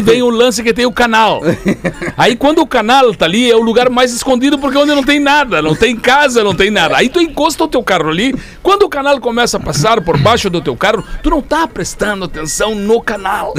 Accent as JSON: {"language": "Portuguese", "town": "Alegrete", "region": "Rio Grande do Sul", "country": "Brazil", "tie": "born or raised there", "said": "nós morando em Alegrete, uma piazada"}